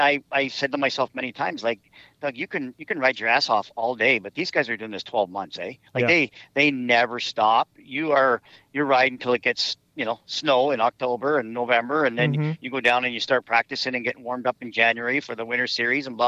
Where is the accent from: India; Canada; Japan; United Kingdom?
Canada; I was from Canada